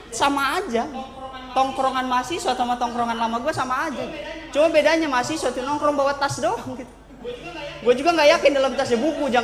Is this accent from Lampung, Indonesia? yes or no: yes; Lampung, Indonesia; now in Tangerang, Indonesia; dan gue ini perantau dari Lampung teman-teman.